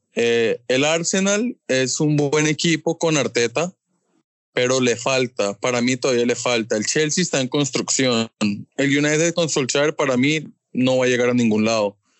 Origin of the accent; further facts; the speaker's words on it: Colombia; como colombiano